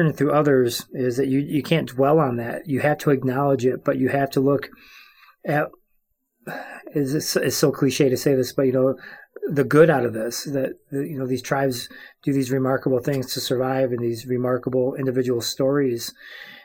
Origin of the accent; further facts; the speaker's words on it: Cross Village, Michigan, United States; I am from the place of the Prayer Tree, a.k.a. Cross Village, Michigan